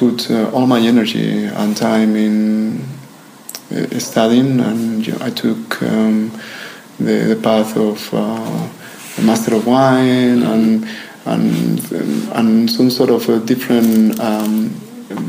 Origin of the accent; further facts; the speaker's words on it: Ribera del Duero, Castile and León, Spain; also born or lived in New York; now in Växjö, Sweden; Ribera del Duero in Spain, which is actually the region where I'm coming from.